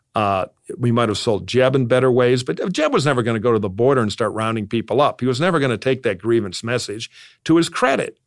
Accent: Detroit, Michigan, United States; moved away as an adult; I'm from Detroit. I'm from a political family of Democrats.

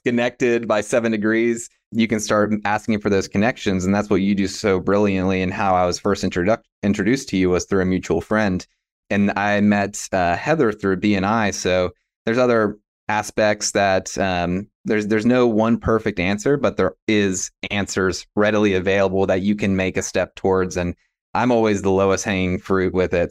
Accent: West Virginia, United States; moved away as an adult; Growing up in West Virginia and, yeah, Appalachia and, uh, this region

